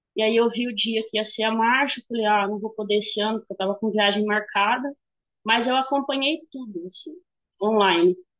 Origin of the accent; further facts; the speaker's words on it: Jataizinho, Paraná, Brazil; also born or lived in Wenceslau Braz, Paraná; Eu cresci numa cidade de 12 mil habitantes, uma cidade bem pequena. Aí, só que a vantagem de Jataizinho é que ela tem Londrina aqui perto